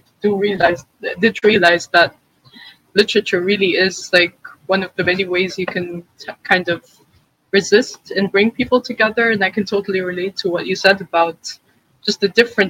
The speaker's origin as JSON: {"language": "English", "town": "Nablus", "region": "West Bank", "country": "Palestine", "tie": "born or raised there", "said": "I grew up in Nablus"}